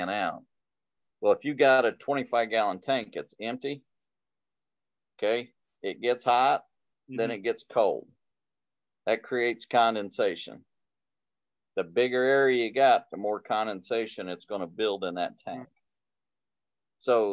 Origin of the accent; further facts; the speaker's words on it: Indiana, United States; I come from Indiana